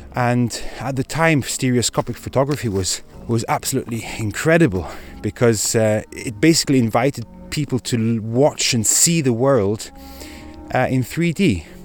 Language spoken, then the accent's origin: English; Ticino, Switzerland; also born or lived in Scotland; I'm half Scottish, I'm half Swiss, and I've lived most of my life in Ticino.